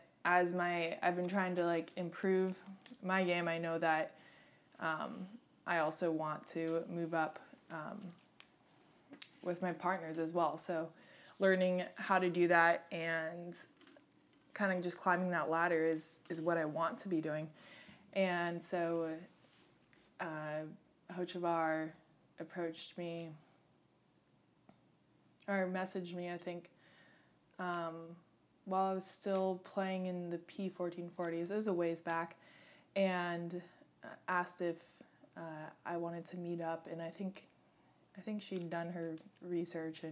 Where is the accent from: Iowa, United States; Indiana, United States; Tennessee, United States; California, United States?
California, United States; Santa Barbara; I grew up in Santa Barbara